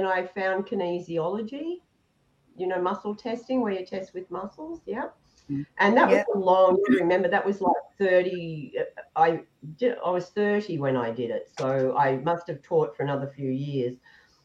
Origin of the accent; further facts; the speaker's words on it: Melbourne, Victoria, Australia; now in Noosaville, Australia; I was brought up right in Melbourne, in the city.